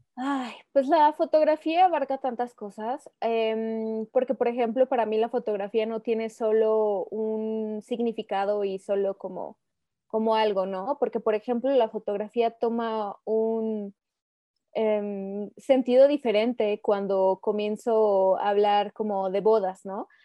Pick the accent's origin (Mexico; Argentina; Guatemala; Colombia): Mexico; Aguascalientes; soy originaria de Aguascalientes, aquí he vivido toda mi vida.